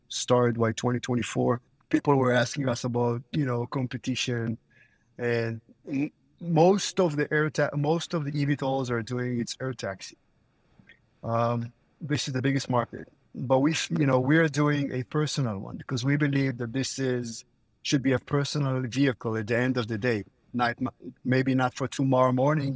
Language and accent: English; Israel; now in Florida, United States; I'm originally from Israel. I'm living in Florida